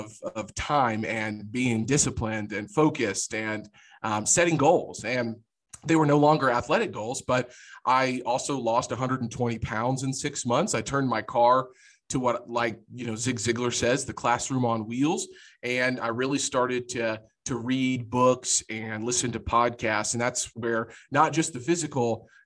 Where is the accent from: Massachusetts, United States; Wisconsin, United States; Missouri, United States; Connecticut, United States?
Missouri, United States; Jefferson City; now in Kansas City, United States; I'm a Jefferson City boy. So grew up in the capital of Missouri.